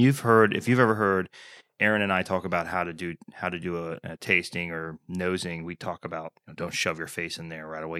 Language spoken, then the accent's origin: English; United States; also born or lived in Texas / Oklahoma; I grew up in Texas, Oklahoma, that whole area